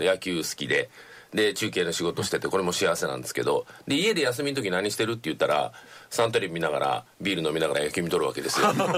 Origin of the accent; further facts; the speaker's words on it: Nagoya, Aichi, Japan; moved away; 私生まれは名古屋なんですけど名古屋って面白いエリアで